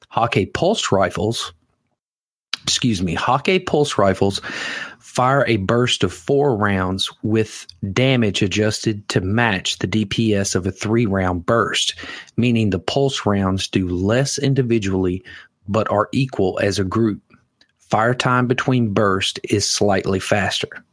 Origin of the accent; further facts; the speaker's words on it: the South, United States; I'm from the South. We don't enunciate